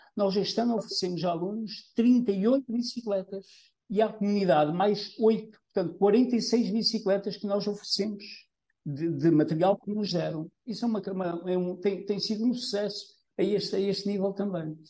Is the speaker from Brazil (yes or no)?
no; Trás-os-Montes, Norte, Portugal; moved away as an adult; now in Gafanha, Portugal; Eu não sou desta zona, portanto, a minha mulher é que é aqui da Gafanhas, é, eu sou do interior, de Trás Montes. Quando eu vim para aqui, isto aqui há trinta e dois anos